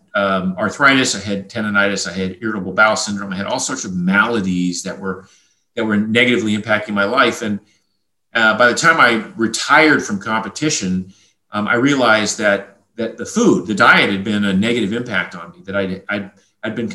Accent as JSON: {"language": "English", "region": "Maine", "country": "United States", "tie": "born or raised there", "said": "I grew up in a fishing village in Maine."}